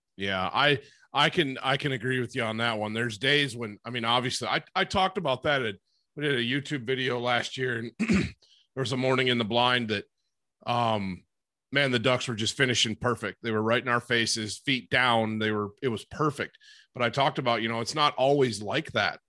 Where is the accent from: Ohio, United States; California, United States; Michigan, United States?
Michigan, United States; Great Lakes area in; I grew up in the Great Lakes area in in Michigan